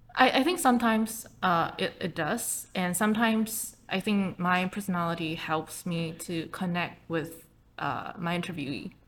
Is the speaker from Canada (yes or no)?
no; Taipei, Taiwan; English is a second language; I started just like you know a lot of kids in Taipei. I started learning English when I was in kindergarten